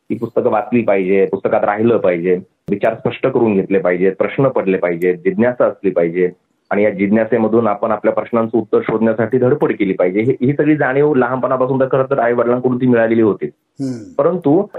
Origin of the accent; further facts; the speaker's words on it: Vaijapur, Maharashtra, India; माझा जन्म इकडे औरंगाबाद जिल्ह्यामध्ये वैजापूर म्हणून जो तालुका आहे तिथला आणि तेच माझं गाव देखील आहे